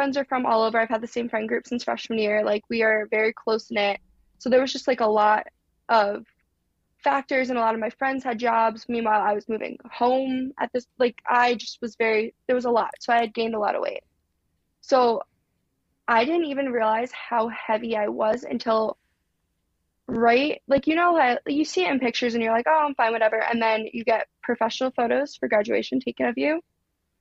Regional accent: New Jersey, United States; moved away as an adult; also born or lived in Alabama; I'm from Jersey

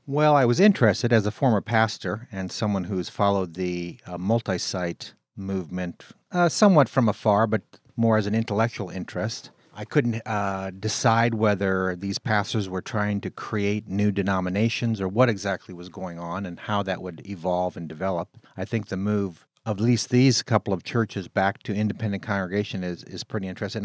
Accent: California, United States; moved away as an adult; also born or lived in Midwest; I was raised in California, but since I've been in the Midwest

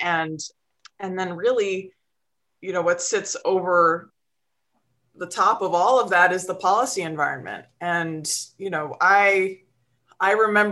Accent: on the shores of Lake Michigan, Midwest, United States; I grew up in the Midwest and, you know, on the shores of Lake Michigan

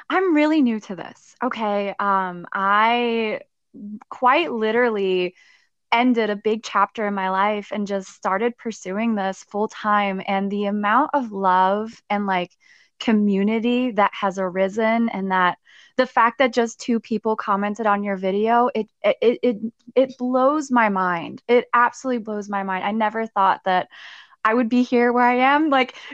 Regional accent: Stuttgart, Baden-Württemberg, Germany; So I was actually, so I'm originally from Germany. I'm from Stuttgart, Germany. I grew up there, um, military family.

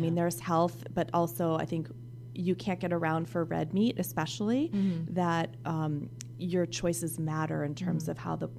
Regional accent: New England, United States; now in Silicon Valley, United States; I'm from New England.

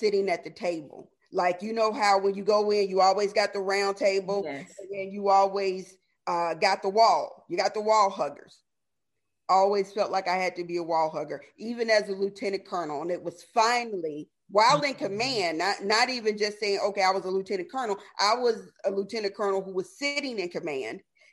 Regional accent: the South, United States; I am from the South.

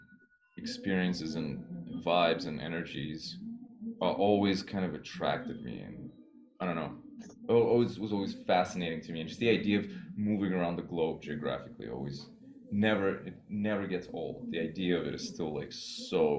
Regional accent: New York City, New York, United States; also born or lived in Soviet Union / Boston; I grew up in Queens

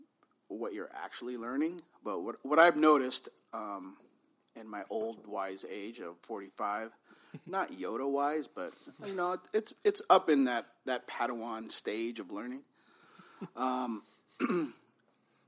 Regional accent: Bay Area, California, United States; we were growing up in the Bay Area in the 80s

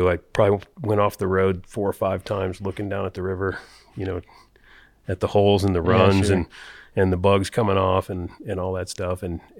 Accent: Illinois, United States; now in Colorado, United States; So I moved to Colorado in 1983 from Illinois with $800 in my pocket.

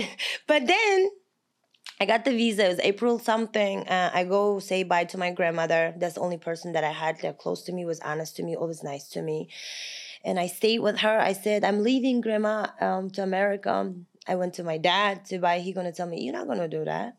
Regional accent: Kazakhstan; English is a second language; moved away as an adult; also born or lived in Long Island, New York, United States / California, United States; now in United States; I'm from Kazakhstan

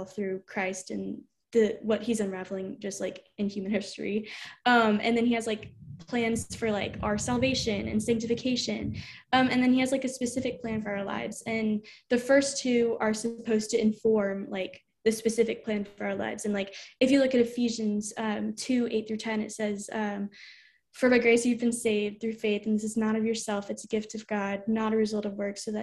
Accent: Houma, Louisiana, United States; I am from Houma, Louisiana.

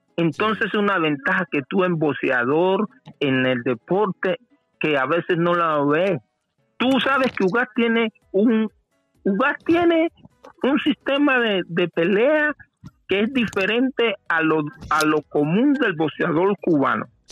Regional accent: Portugal; moved away; soy portugués

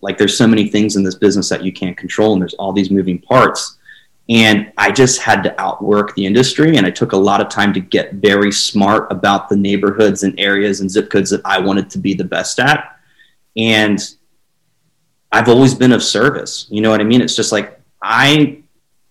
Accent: Lancaster County, Pennsylvania, United States; born or raised there; moved away as an adult; now in St. Augustine, United States

